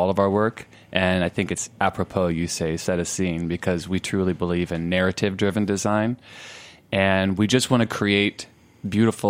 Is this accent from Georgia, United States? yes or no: no; southern Illinois, United States; I was raised on 16 acres with beautiful forests, and as a gay kid in southern Illinois